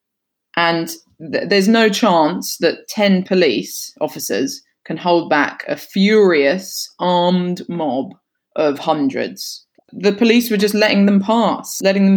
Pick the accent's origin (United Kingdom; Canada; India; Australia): United Kingdom; accent: English; being British